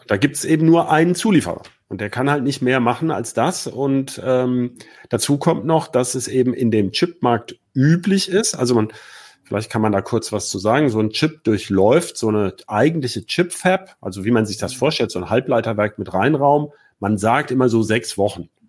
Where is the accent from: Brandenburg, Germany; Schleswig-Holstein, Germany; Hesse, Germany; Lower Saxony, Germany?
Lower Saxony, Germany; Hanover; als Hannoveraner